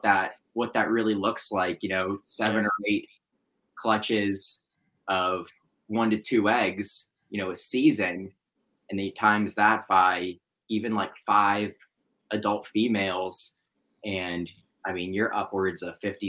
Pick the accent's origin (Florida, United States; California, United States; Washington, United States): Florida, United States; South; I grew up in South Florida